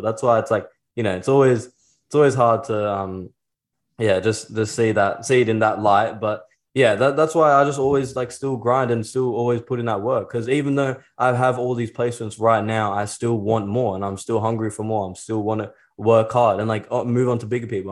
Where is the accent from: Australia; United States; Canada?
Australia; Sydney, New South Wales; I'm from Australia.